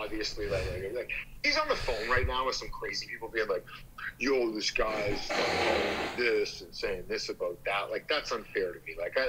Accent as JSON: {"language": "English", "country": "Canada", "said": "Like, I am Canadian."}